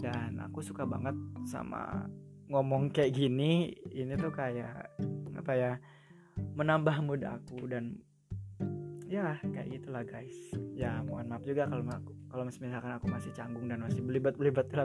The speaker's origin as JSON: {"language": "Indonesian", "town": "Karawang", "region": "West Java", "country": "Indonesia", "lives_now": "Yogyakarta, Indonesia", "said": "jadi si aku sebenarnya orang Jawa Barat Karawang khususnya tapi now I live in Yogyakarta of course because I learn here I study here"}